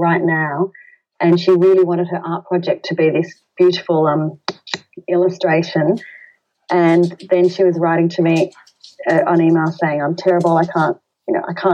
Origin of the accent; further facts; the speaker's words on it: Australia; We're Australian